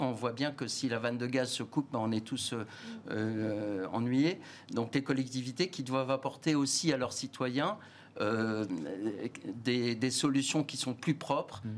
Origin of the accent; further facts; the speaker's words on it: France; je suis français, fier d'être français